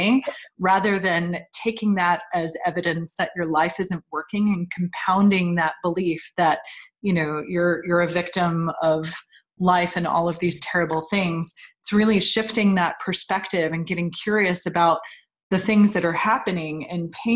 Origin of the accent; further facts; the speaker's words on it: New York, United States; moved away; I grew up in New York, so my family was all on the East Coast.